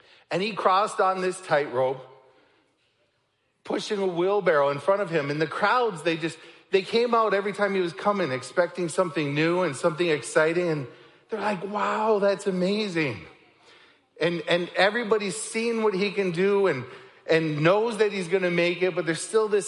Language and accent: English; Niagara Falls, Ontario, Canada; moved away; I'm from Canada. I grew up in Niagara Falls